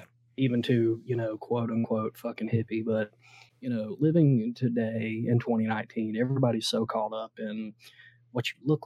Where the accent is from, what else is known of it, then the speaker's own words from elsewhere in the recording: Southeast, United States; I'm from the Southeast, so you know, I'm a Georgia fan